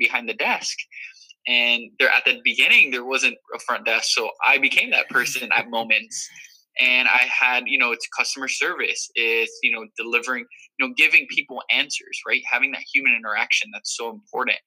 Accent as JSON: {"language": "English", "town": "Miami", "region": "Florida", "country": "United States", "tie": "born or raised there", "also_born_or_lived": "New Rochelle, New York", "moved": "as an adult", "said": "I was born and raised in Miami, Florida."}